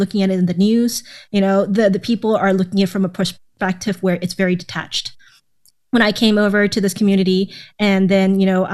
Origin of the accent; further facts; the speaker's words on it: Thailand; also born or lived in Atlanta, Georgia; now in United States; I grew up in Thailand before I moved over to Atlanta for around 6 years